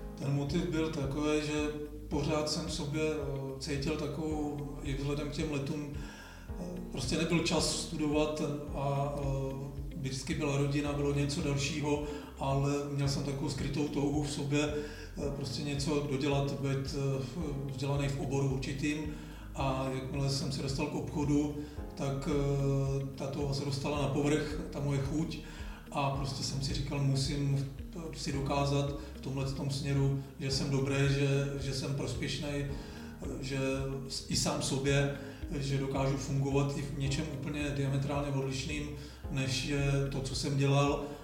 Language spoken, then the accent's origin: Czech; Žleby, Central Bohemian Region, Czechia; u nás, eh, ve Žlebech, odkud pocházím